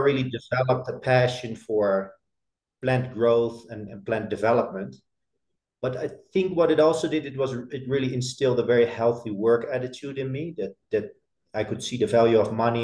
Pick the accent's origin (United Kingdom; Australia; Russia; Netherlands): Netherlands; I grew up in a pretty small town in the Netherlands